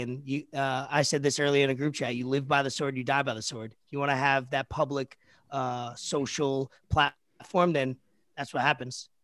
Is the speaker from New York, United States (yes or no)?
yes; New York, United States; I'm from New York, so, uh, that word, I, I have had a lot of Jewish friends growing up